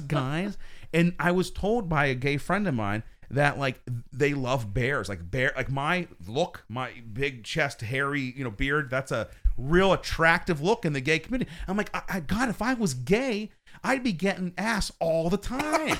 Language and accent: English; Pennsylvania, United States; I'm from Pennsylvania